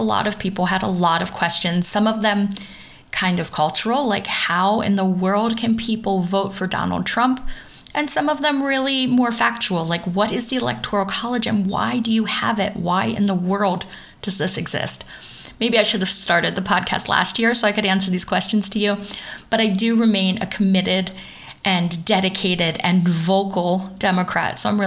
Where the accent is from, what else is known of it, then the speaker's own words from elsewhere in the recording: Pennsylvania, United States; first language English; moved away as an adult; now in Düsseldorf, Germany; the state I'm from Pennsylvania